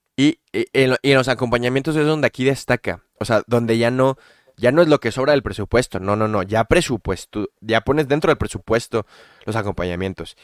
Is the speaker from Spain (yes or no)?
no; Tijuana, Baja California, Mexico; now in Guadalajara, Mexico; crecí en Tijuana